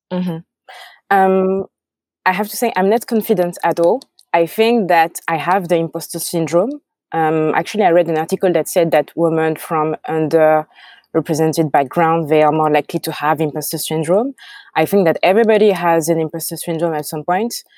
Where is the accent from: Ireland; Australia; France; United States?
France; accent: French; English is a second language; I have my French accent